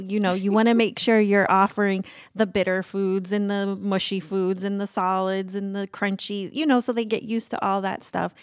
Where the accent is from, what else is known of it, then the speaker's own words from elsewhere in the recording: Brazil; moved away as an adult; my life growing up in Brazil